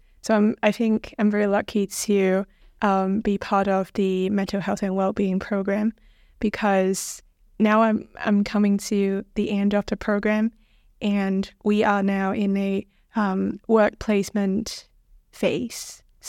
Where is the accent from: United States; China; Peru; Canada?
China; now in United Kingdom; currently, I'm studying in mental health and well-being, a postgraduate program here, and I come from China.